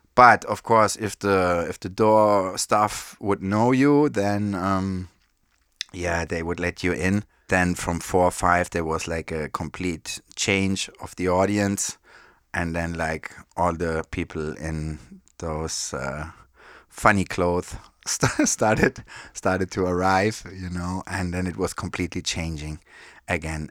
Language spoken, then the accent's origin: English; Frankfurt, Hesse, Germany; Born and raised in Frankfurt. That's where I grew up